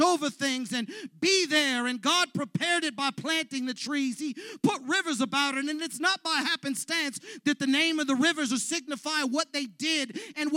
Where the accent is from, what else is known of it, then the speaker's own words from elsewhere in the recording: Los Angeles, California, United States; I came from the San Fernando Valley, where the soil is rich